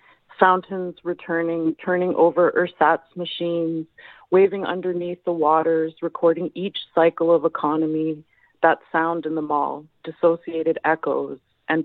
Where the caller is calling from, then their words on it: Montreal, Quebec, Canada; I'm in Montreal.